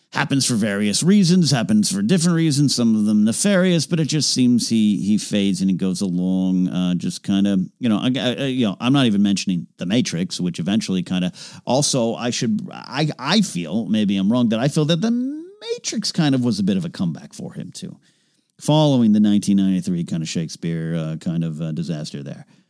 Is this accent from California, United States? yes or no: yes; San Luis Obispo, California, United States; moved away as an adult; now in Los Angeles, United States; this place called Madonna Inn in my hometown